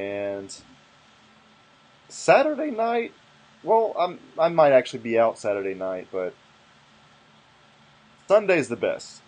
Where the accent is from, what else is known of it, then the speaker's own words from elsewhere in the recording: Alabama, United States; moved away; I grew up in fucking Alabama where it was half black, but nobody's urban.